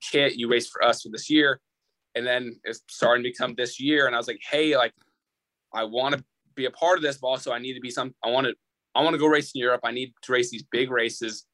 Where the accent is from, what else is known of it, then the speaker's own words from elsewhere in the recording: Redlands, California, United States; I'm from Redlands